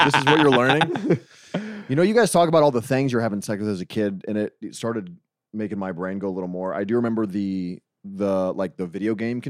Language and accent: English; Dayton, Ohio, United States; Like I grew up in Dayton, Ohio.